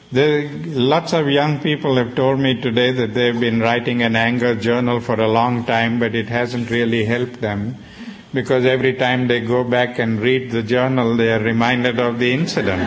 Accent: South Africa; I was growing up in South Africa

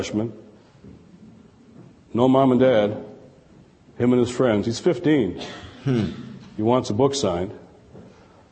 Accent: Detroit, Michigan, United States; Detroit, my hometown.

